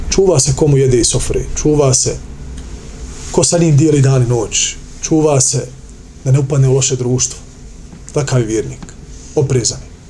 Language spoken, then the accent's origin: Croatian; Bosnia & Herzegovina; Pogledajte kod nas u Bosni.